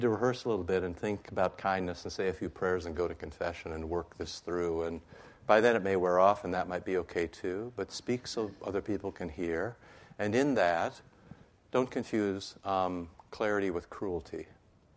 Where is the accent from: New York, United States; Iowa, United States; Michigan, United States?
Iowa, United States; I grew up in Iowa